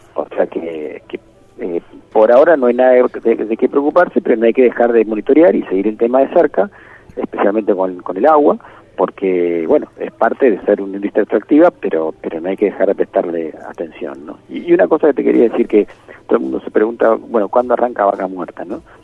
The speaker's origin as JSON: {"language": "Spanish", "country": "Argentina"}